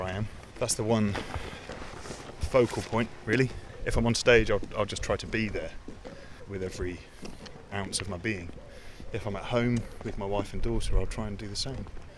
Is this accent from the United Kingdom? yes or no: yes; Brixham, South West England, United Kingdom; my hometown here